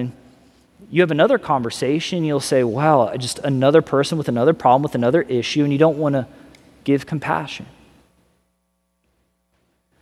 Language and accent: English; Missouri, United States; also born or lived in California; now in Florida, United States; I'm originally from Missouri